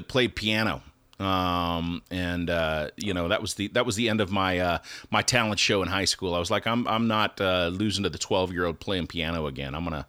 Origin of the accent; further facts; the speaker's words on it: North Dakota, United States; So I grew up in North Dakota and we didn't have a lot of options for, you know, getting into music.